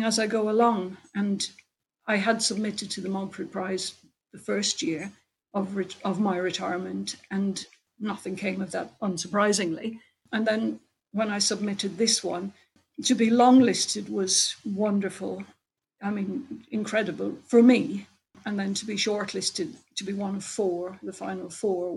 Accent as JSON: {"language": "English", "country": "Ireland", "tie": "born or raised there", "moved": "yes", "lives_now": "England", "said": "I'm Irish"}